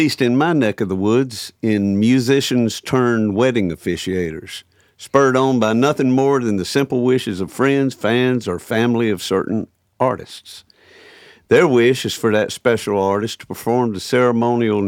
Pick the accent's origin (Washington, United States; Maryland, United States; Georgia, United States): Georgia, United States; Waycross; one of two outdoor music festivals I host in my hometown of Waycross, Georgia